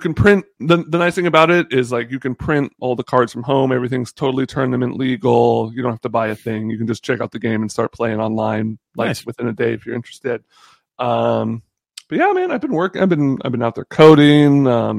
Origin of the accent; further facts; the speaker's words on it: Bahamas; born there; I was born in the Bahamas.